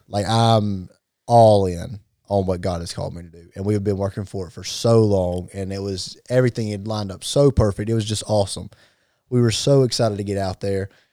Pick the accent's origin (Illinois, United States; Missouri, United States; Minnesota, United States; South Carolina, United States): South Carolina, United States; Gaffney; we come from Gaffney